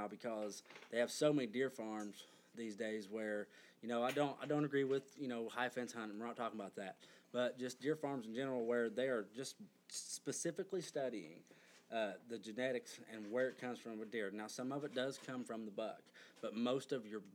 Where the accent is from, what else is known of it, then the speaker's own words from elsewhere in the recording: Kentucky, United States; I was raised in Kentucky